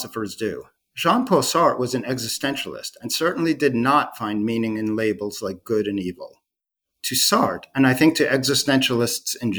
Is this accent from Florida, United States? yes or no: no; Long Island, New York, United States; I'm a Long Islander